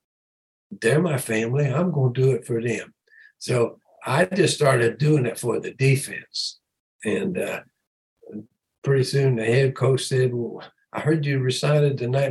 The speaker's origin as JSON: {"language": "English", "town": "London", "region": "Ohio", "country": "United States", "tie": "born or raised there", "said": "I was a small town, London, Ohio, and really nobody had anything"}